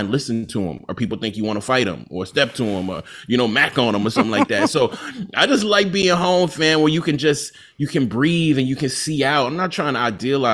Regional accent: Jackson, Mississippi, United States; I was born in Jackson

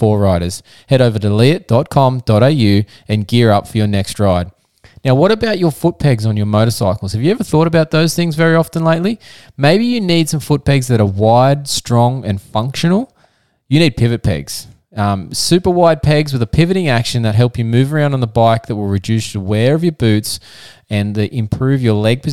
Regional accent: Australia; the physiotherapist from Down Under. That's right, we are from Australia

